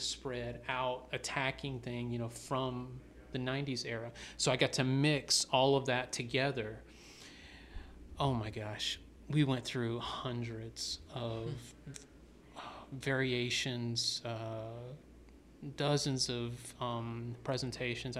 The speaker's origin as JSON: {"language": "English", "region": "the South", "country": "United States", "tie": "born or raised there", "lives_now": "Atlanta, United States", "said": "I was born and raised in the South, so I'm a storyteller myself."}